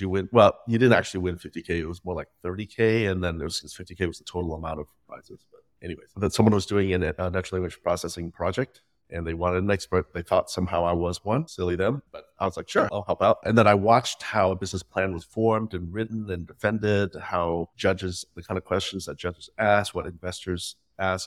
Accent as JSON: {"language": "English", "region": "Midwest", "country": "United States", "tie": "born or raised there", "also_born_or_lived": "Vietnam", "first_language": "Vietnamese", "second_language": "English", "said": "growing up in the Midwest"}